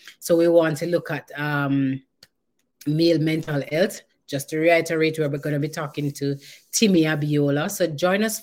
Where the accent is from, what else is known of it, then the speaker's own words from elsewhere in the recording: Jamaica; I'm Jamaican